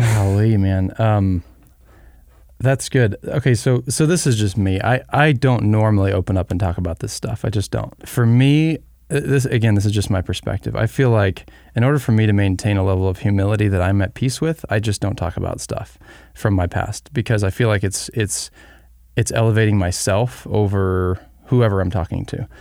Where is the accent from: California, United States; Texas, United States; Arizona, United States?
Arizona, United States; We were raised in Arizona